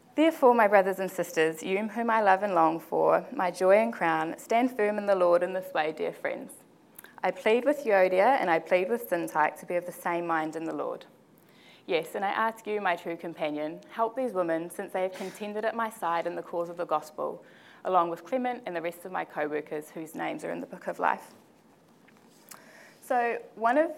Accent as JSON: {"language": "English", "town": "Porirua", "region": "Wellington", "country": "New Zealand", "tie": "born or raised there", "said": "I was born and raised in the Porirua area"}